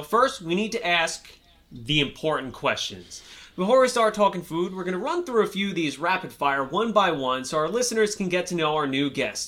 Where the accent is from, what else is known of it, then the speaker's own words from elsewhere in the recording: New York, United States; You know, see, now I'm from New York, so I drink a shit ton of coffee.